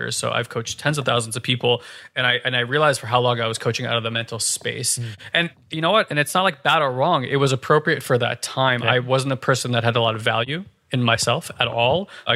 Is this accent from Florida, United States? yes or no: no; New Jersey, United States; I grew up in North Jersey